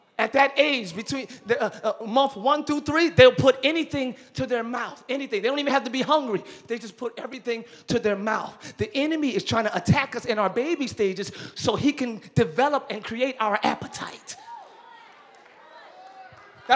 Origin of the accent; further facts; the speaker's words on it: Camden, New Jersey, United States; I'm from Camden.